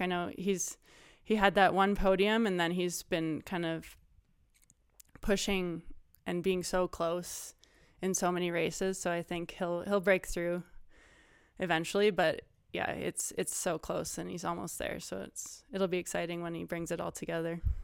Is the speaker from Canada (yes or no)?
yes; Whistler, British Columbia, Canada; also born or lived in North Vancouver; I grew up in Whistler, BC. I was actually born in North Vancouver